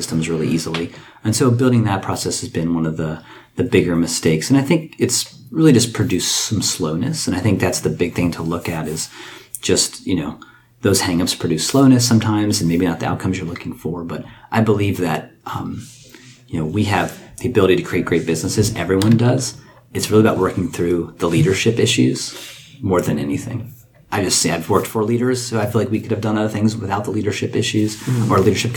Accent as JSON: {"language": "English", "town": "Frederick", "region": "Maryland", "country": "United States", "tie": "born or raised there", "said": "I'm born and raised in Frederick."}